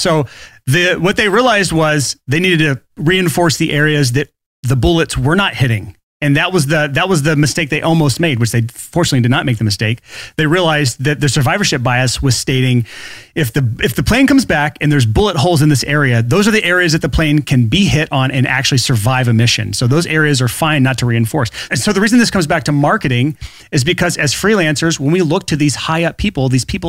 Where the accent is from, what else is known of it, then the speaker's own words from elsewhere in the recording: Alabama, United States; I'm from Alabama